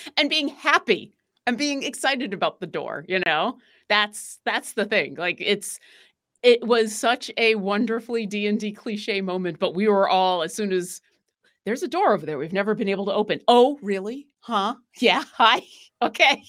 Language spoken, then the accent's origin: English; Buffalo, New York, United States; I am from New York, but I'm from Buffalo